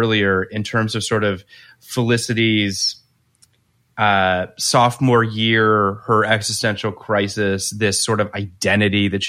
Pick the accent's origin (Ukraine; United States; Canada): Canada; I'm Canadian